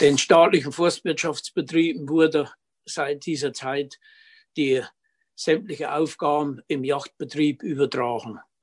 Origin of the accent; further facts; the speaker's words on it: Lauscha, Thuringia, Germany; wohnhaft seit ewig, seit 72 Jahren in Lauschau